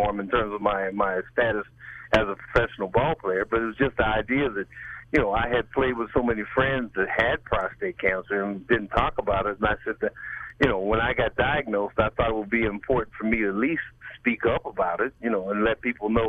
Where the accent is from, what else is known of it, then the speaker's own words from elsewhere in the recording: outside of Pittsburgh, southwestern Pennsylvania, United States; also born or lived in Florida; now in Langhorne, United States; I'm originally from southwestern side of Pennsylvania, outside of Pittsburgh